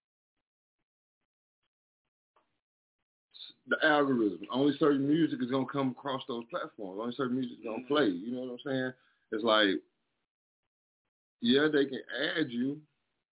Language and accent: English; Texas, United States; moved away; I'm from Texas